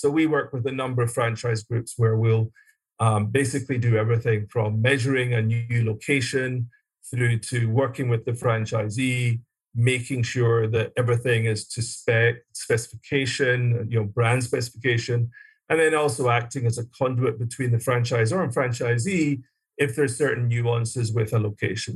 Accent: Glasgow, Scotland, United Kingdom; moved away as an adult; also born or lived in London; I was born and raised in Scotland, uh, Glasgow, Scotland, and went to school there

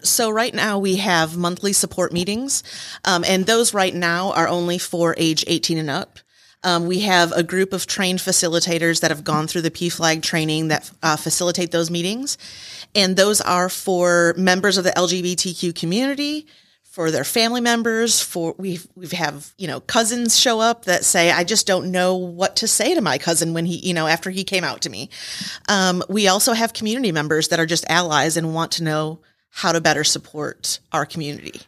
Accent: Michigan, United States; moved away as an adult; now in Rome, Georgia, United States; I am from Michigan

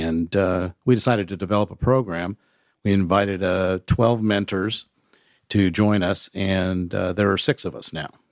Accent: San Diego, California, United States; moved away as an adult; also born or lived in Nashville; now in Chattanooga, United States; I grew up in San Diego

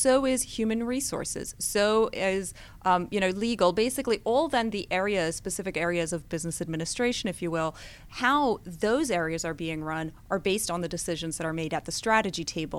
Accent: Switzerland; Well, I did move quite a bit growing up. The longest I lived anywhere was in Switzerland, but I moved a lot within Switzerland.

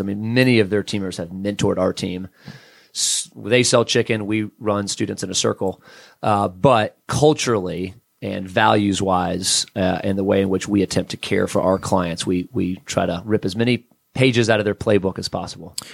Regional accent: South Florida, United States; now in Atlanta, United States; I grew up in South Florida originally

